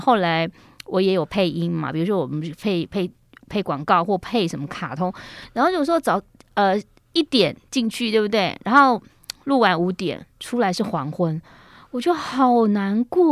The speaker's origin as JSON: {"language": "Chinese", "region": "Yilan County", "country": "Taiwan", "tie": "born or raised there", "said": "我小时候在宜兰的盛后幼稚园"}